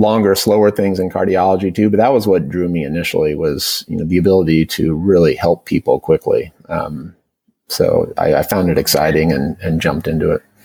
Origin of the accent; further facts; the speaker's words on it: Portland, Oregon, United States; also born or lived in Bay Area, California; now in Marin County, United States; I grew up in primarily in Portland, Oregon. Um, uh, I had a brief uh, five years in the Bay Area, um, uh, but but primarily in in Portland